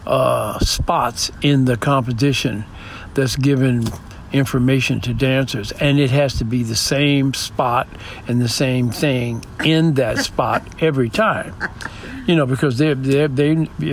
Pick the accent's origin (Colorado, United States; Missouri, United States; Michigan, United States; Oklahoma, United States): Michigan, United States; Detroit; also born or lived in New York; now in San Diego, United States; I grew up in Detroit